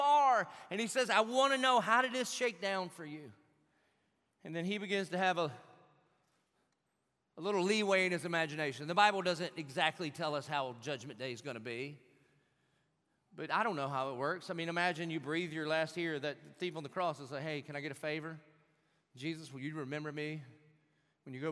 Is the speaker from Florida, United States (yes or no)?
yes; Jacksonville, Florida, United States